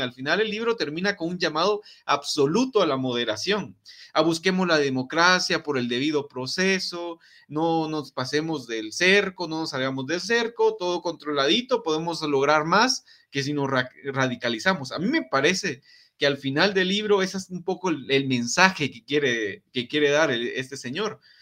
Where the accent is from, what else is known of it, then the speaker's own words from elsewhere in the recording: Guatemala; En Guatemala pasa mucho el que las mamás nos dicen, "No te metas en babosadas porque te va a pasar algo"